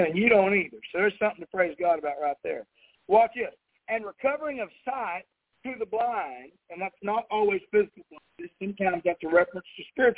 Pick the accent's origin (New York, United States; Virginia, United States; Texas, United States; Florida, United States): Texas, United States; moved away; here in my hometown